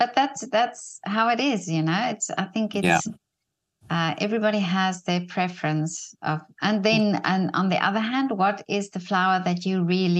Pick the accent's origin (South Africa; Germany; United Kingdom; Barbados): South Africa; moved away; Well, I must say I grew up in South Africa.